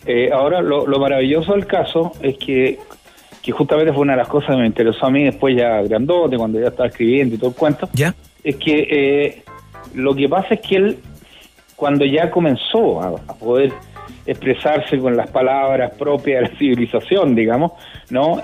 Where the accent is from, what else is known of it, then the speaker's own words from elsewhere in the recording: Villa Alemana, Valparaíso, Chile; yo nací en Villa Alemana